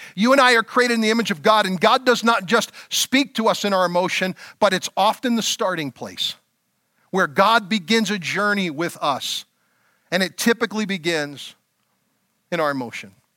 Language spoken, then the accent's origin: English; Elverson, Pennsylvania, United States; I moved out of my hometown of Elverson, Pennsylvania